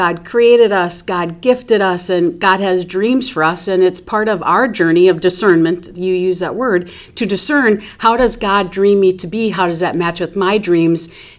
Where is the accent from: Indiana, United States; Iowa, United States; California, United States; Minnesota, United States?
Minnesota, United States; Sleepy Eye; now in Duluth, United States; So I am from Sleepy Eye. It's more than a stop sign. We have a stop and go light.